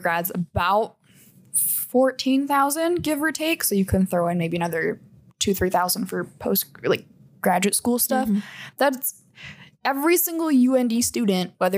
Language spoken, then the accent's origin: English; Minot, North Dakota, United States; I'm from Minot, which is home of the North Dakota State Fair